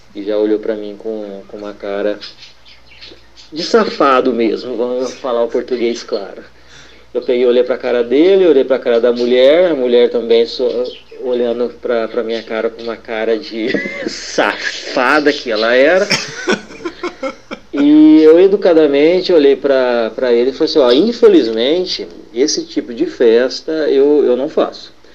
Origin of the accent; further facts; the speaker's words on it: Poços de Caldas, Minas Gerais, Brazil; eu sou de Poço de Caldas, Minas Gerais